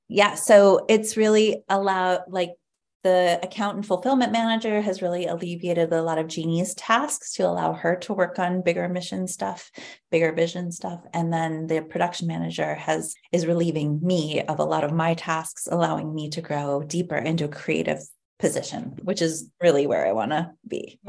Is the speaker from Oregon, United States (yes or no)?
yes; Ashland, Oregon, United States; also born or lived in Salt Lake City, Utah; now in Portland, United States; once we moved away from Salt Lake City when I was 10, I grew up with my my white mother and my white stepfather and we lived in a very white community, affluent community in Ashland, Oregon, a lovely place to grow up.